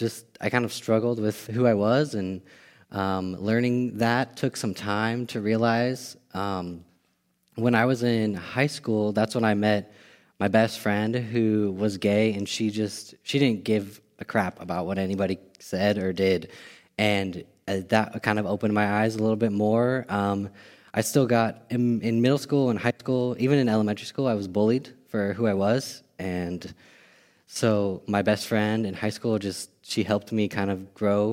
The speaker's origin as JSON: {"language": "English", "area": "Bay Area", "region": "California", "country": "United States", "tie": "born or raised there", "said": "I grew up in the Bay Area, California."}